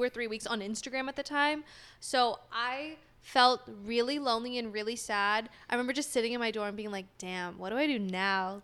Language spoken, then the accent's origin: English; Sacramento, California, United States; moved away as an adult; also born or lived in San Diego, California / Long Beach, California; now in Los Angeles, United States; From S A C